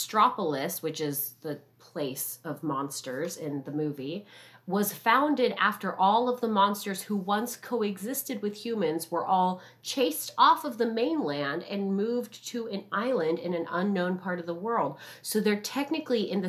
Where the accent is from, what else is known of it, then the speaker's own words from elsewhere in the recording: Southern California, United States; I'm from Southern California and I'm Asian